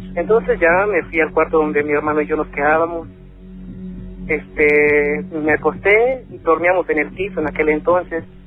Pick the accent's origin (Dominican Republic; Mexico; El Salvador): Mexico; León, Guanajuato; also born or lived in northern California; now in United States; yo soy de León, Guanajuato